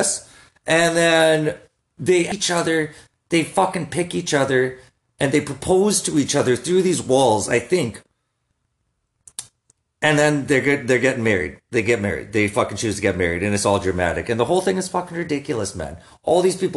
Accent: Saskatoon, Saskatchewan, Canada; I'm from Saskatoon.

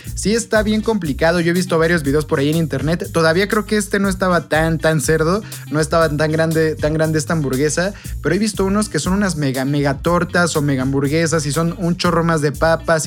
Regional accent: Mexico; como pueblo mexicano

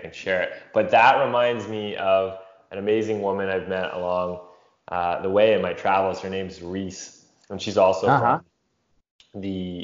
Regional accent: London, Ontario, Canada; moved away as an adult; I'm actually back in my hometown in London, Ontario, Canada, visiting

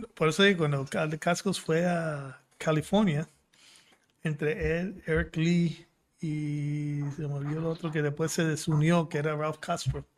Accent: Puerto Rico; born or raised there; also born or lived in Fukuoka, Japan

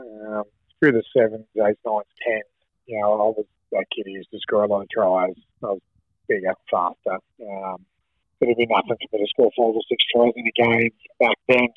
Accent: Toronto, New South Wales, Australia; also born or lived in Belmont, New South Wales; I grew up around the Turalba, the west lake, the west side of the lake

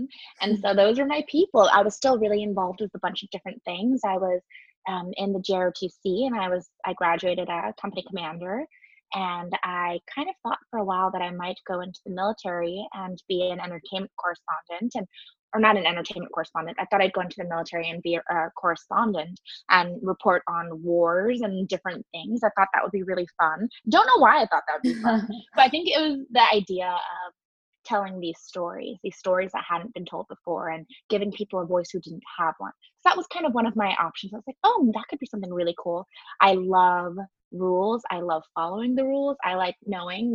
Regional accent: San Diego, California, United States; moved away as an adult; now in New York, United States; me growing up in San Diego

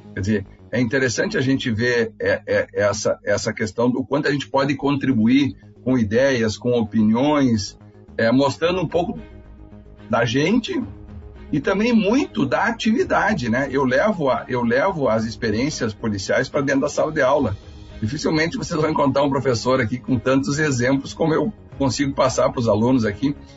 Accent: Santa Rosa, Rio Grande do Sul, Brazil; moved away as an adult; also born or lived in Porto Alegre / São Borja; now in Santa Maria, Brazil; eu sou de Santa Rosense, né? Eu vim de lá.

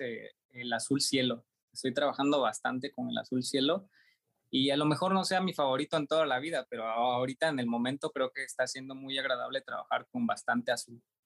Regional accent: Juchitán, Oaxaca, Mexico; moved away as an adult; also born or lived in Tuxtla Gutiérrez, Chiapas; Regreso a mi ciudad de origen, que es Juchitán, en el mismo estado de Oaxaca

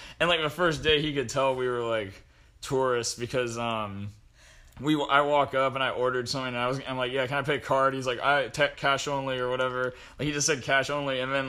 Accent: Columbus, Ohio, United States

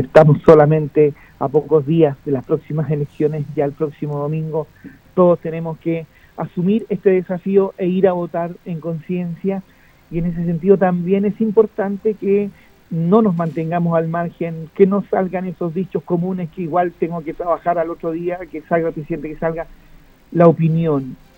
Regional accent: Chile; como chilenos

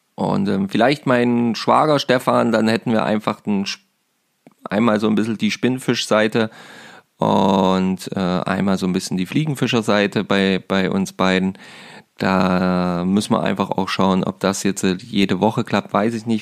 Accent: Saxony-Anhalt, Germany; bei uns in Sachsen-Anhalt

